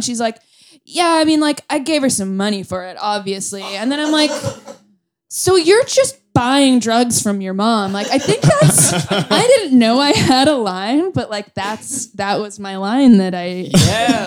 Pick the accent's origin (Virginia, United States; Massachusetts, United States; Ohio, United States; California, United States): Massachusetts, United States; Boston area; moved away as an adult; also born or lived in Chicago; now in New York, United States; I'm from the Boston area.